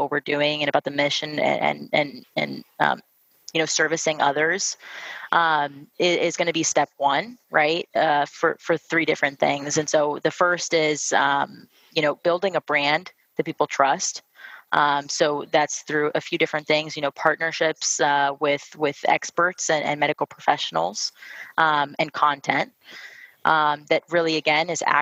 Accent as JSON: {"language": "English", "town": "Miami", "region": "Florida", "country": "United States", "moved": "yes", "lives_now": "Charlotte, United States", "said": "we're both from Miami, both moved to Charlotte"}